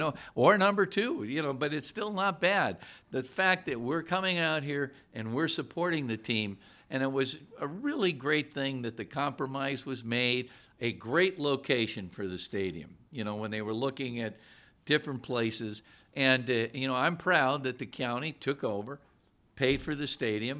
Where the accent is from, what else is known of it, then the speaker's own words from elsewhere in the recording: Scranton, Pennsylvania, United States; now in Allentown, United States; I'm originally from Scranton